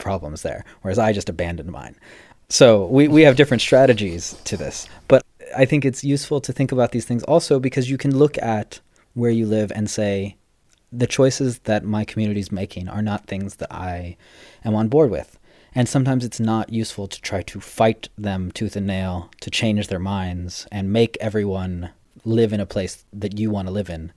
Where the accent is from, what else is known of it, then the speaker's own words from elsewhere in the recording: California, United States; moved away as an adult; also born or lived in Paris / Asia; we're both from California